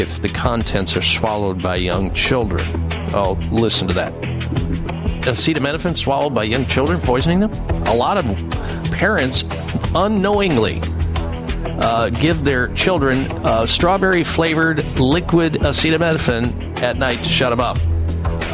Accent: Midwest, United States; I grew up in the Midwest

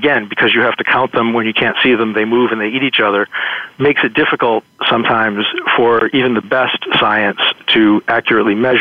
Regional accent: New Bedford, Massachusetts, United States; I grew up in New Bedford, Massachusetts

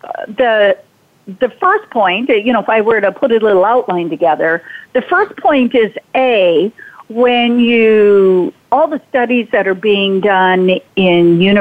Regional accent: North Dakota, United States; growing up on the Triple T Ranch in North Dakota

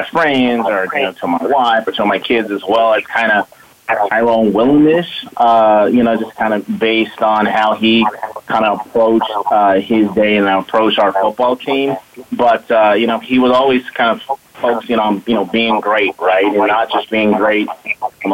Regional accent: Southern California, United States; now in Portland, United States; I'm a California boy, kind of born and raised in Southern California.

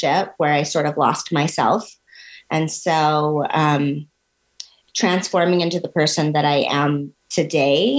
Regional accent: Ogden, Utah, United States; I'm born and raised in Ogden, Utah

